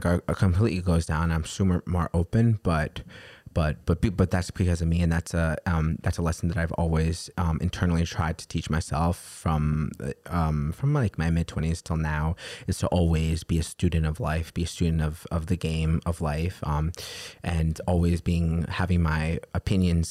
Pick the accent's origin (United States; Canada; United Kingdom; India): United States; New York City, New York; growing up in New York City my whole entire life